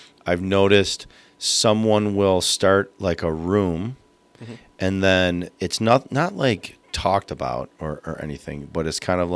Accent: Sterling Heights, Michigan, United States; I lived, grew up in Sterling Heights

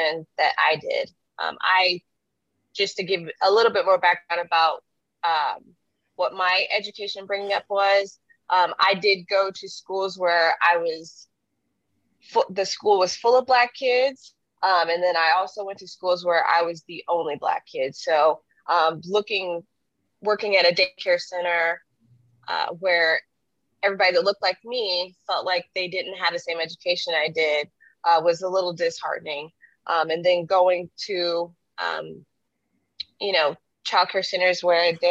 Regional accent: Carbondale, Illinois, United States; now in Kansas City, United States; I now live in downtown Kansas City, Missouri, but that's by way of Carbondale, Illinois, which is just a few hours away from St. Louis. I was born and raised between there and here

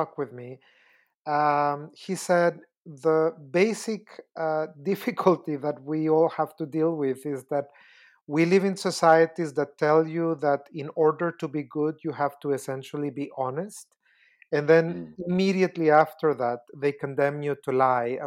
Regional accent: Costa Rica; I am originally from Costa Rica

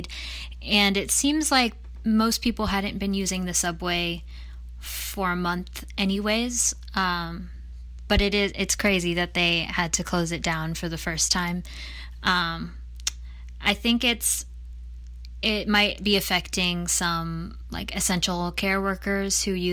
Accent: Indiana, United States; now in New York City, United States; I decided to leave the city and go stay with my parents in Indiana

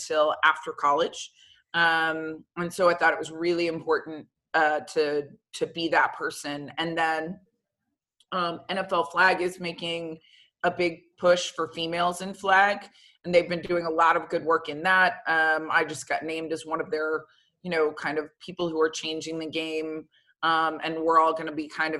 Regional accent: Florida, United States; moved away as an adult; growing up in Florida, for me, it was high school, then straight to the pros

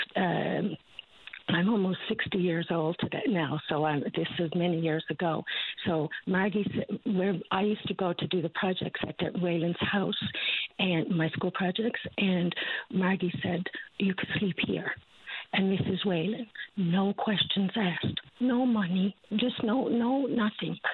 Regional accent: St. John's, Newfoundland and Labrador, Canada; moved away as an adult; now in Ontario, Canada; I was born and raised on the Battery

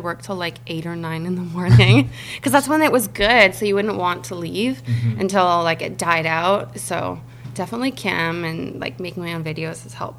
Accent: Canada; also born or lived in Vancouver; now in Las Vegas, United States; I'm actually originally from Canada, but I live in Vegas now.

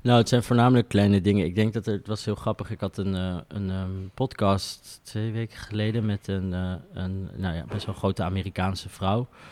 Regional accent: The Hague, South Holland, Netherlands; ik kom uit Den Haag

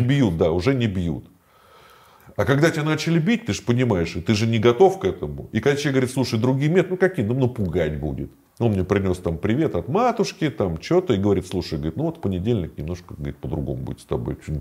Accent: Moscow, Russia; я москвич

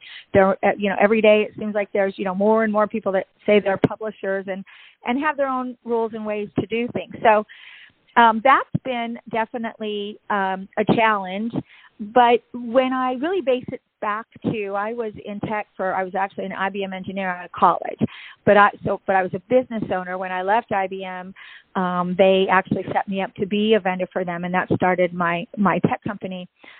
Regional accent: Seattle, Washington, United States; now in Tampa, United States; you'll see that I came from Seattle, Washington to Tampa, Florida.

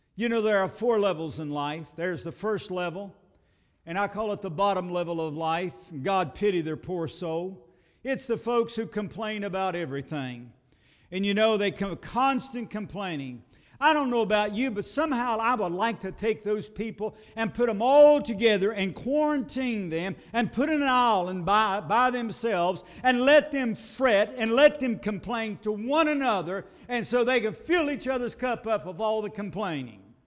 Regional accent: United States; I live in America and I am an American

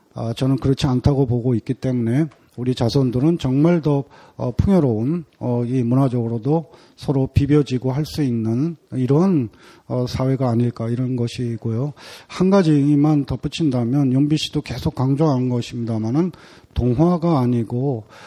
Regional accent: South Korea; moved away as an adult; also born or lived in France; 다시 이제 귀국해서 살고 있습니다만은

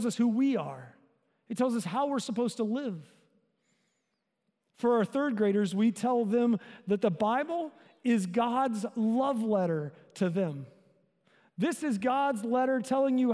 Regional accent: the South, United States; I grew up in the South

